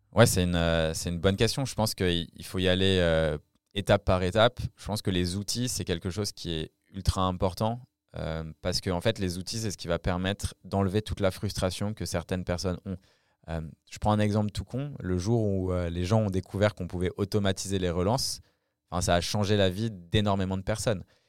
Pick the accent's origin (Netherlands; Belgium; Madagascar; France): France; accent: French; mon accent français